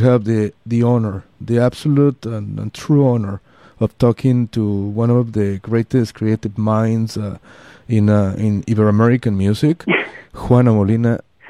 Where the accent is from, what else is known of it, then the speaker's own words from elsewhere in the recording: Mexico City, Mexico; I'm Mexican. I'm from Mexico City.